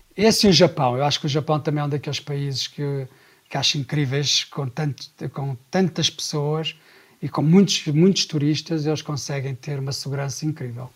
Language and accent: Portuguese; Sintra, Lisbon, Portugal; E eu cresci ali na Praia Grande, também de Sintra